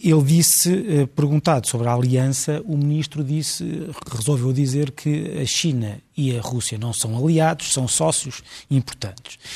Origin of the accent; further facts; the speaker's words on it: Portugal; como português